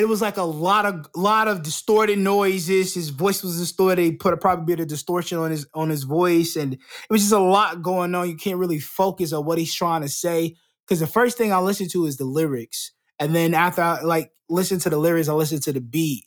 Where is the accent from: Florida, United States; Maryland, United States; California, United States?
Florida, United States; I'm not from Texas. I'm, I'm from Florida